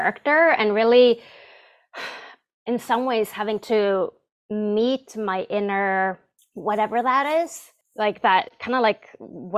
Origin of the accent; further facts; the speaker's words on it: Stockholm, Stockholm County, Sweden; English is a second language; moved away; the English teachers I had in school in Stockholm, Sweden